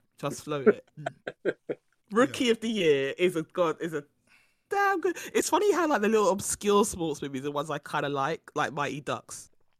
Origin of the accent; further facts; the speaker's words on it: United Kingdom; even though we're British